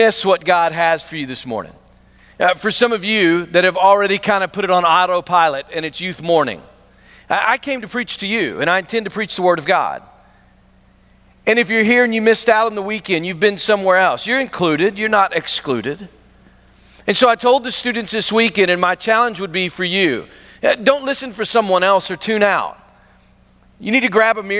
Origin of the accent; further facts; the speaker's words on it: Pickles Gap, Arkansas, United States; I'm from Pickles Gap, Arkansas